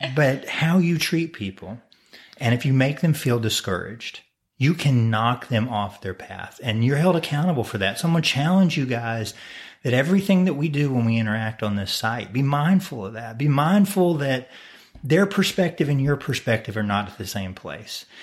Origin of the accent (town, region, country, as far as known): United States